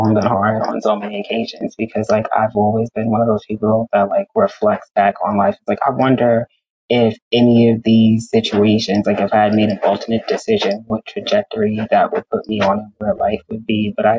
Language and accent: English; Bronx, New York, United States; And then like I'm from the Bronx.